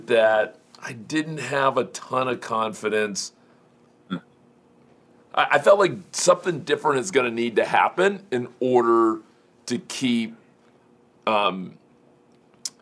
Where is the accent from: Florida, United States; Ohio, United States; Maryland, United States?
Florida, United States; Miami; I grew up in Miami